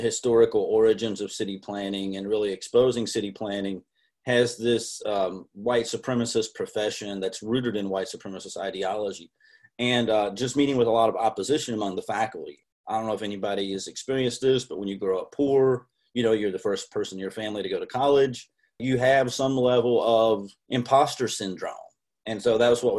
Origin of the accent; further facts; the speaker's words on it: Appalachia, United States; moved away as an adult; also born or lived in Seattle; being very poor, growing up in Appalachia